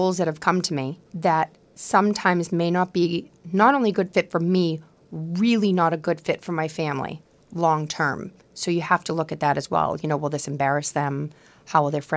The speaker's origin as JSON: {"language": "English", "town": "Quincy", "region": "Massachusetts", "country": "United States", "tie": "born or raised there", "accent": "Boston", "said": "My friends that I grew up with in Quincy"}